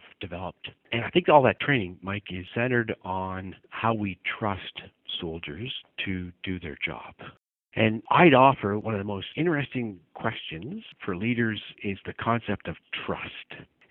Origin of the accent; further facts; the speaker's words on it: Canada; I'm hugely proud of being a Canadian soldier